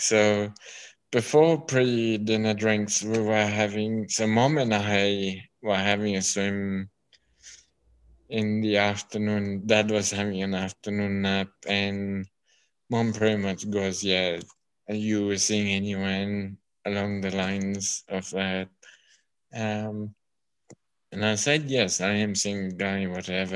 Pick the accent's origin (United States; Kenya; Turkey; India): Kenya; now in Melbourne, Australia; being born and brought up in Kenya